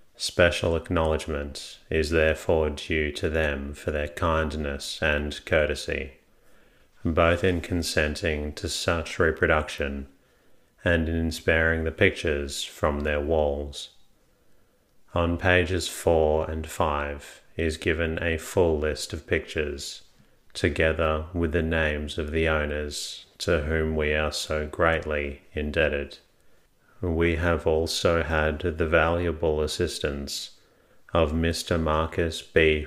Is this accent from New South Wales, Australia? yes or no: no; Melbourne, Victoria, Australia; my hometown of Melbourne